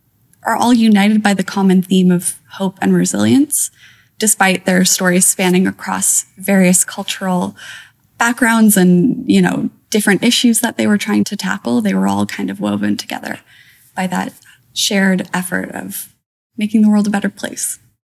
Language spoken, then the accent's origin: English; Toronto, Ontario, Canada; I grew up in kind of a more nature-based area of the city. Like, I had access to Lake Ontario pretty easily, lots of parks